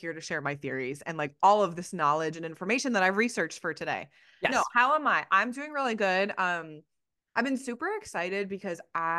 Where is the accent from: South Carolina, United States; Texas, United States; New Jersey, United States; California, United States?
New Jersey, United States; I'm from Jersey